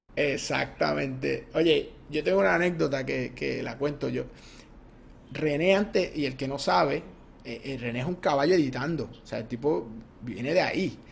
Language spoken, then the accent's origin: Spanish; Cabo Rojo, Puerto Rico; somos de Cabo Rojo